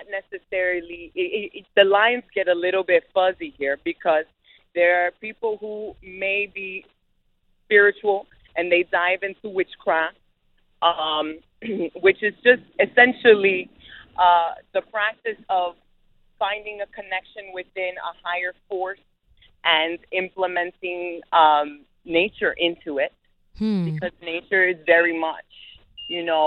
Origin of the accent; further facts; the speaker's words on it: New York City, New York, United States; I grew up in Bed-Stuy